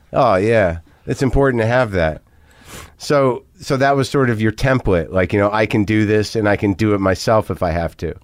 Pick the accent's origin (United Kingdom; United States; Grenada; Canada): United States; New Mexico; moved away; also born or lived in New Jersey; I'm originally from Jersey, but I grew up in New Mexico